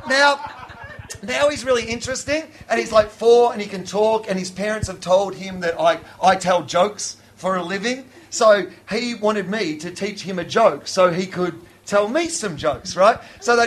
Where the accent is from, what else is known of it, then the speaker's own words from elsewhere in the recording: Sale, Victoria, Australia; I grew up in the country as well, and my hometown, well, the big town near us was 2,000 people, but where I'm from was about 150 people